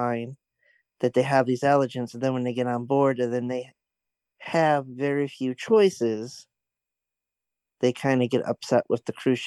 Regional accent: Finger Lakes, Western New York, United States; I grew up in Western New York around the Finger Lakes

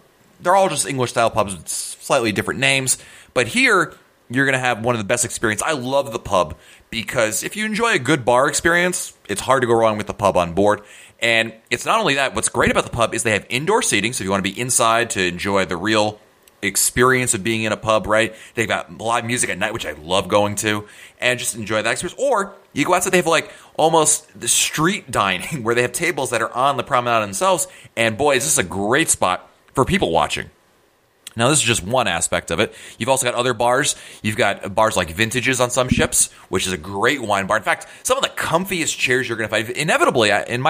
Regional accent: Northeast, United States; I come from the Northeast

